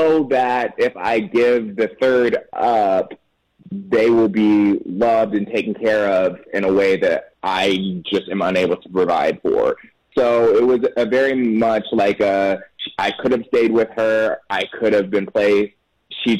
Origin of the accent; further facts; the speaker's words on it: Temple, Texas, United States; now in Austin, United States; I was born in Temple, Texas. So just north of where I live right now, Austin